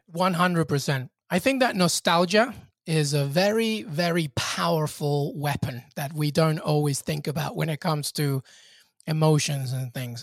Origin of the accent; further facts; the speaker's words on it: Peru; moved away; also born or lived in England; I grew up in Peru in the early nineties and, and eighties